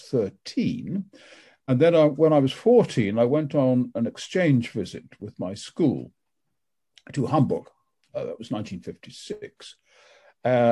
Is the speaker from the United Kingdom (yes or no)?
yes; Wells, South West England, United Kingdom; I was born in April 1942 in a nursing home in Wells. It's a cathedral city some 15 miles or so south of Bristol.